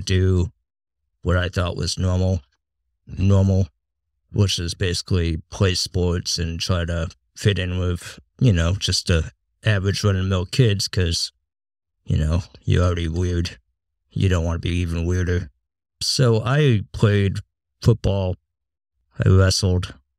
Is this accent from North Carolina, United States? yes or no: no; Massachusetts, United States; moved away; I grew up in a small town in Massachusetts